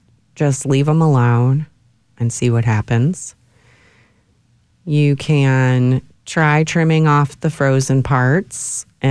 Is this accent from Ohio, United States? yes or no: yes; Ohio, United States; now in Austin, United States; Where I grew up in Ohio